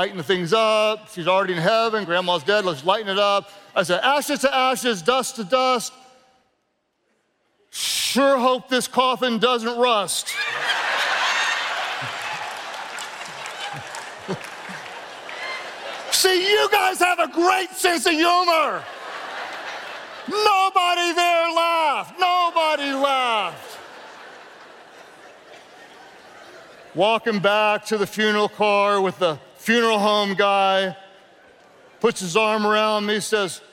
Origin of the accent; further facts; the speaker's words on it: the South, United States; I'm from the South